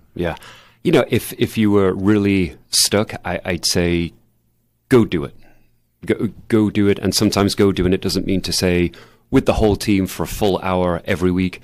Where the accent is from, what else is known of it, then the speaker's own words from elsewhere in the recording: England, United Kingdom; moved away; I grew up in England